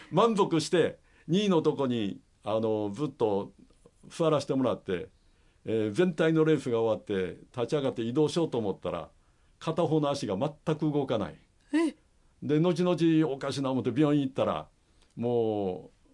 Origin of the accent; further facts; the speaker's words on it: Shiga, Japan; 私はですね滋賀県の大府市出身なんですね日本一大きな琵琶湖のそばで育ちまして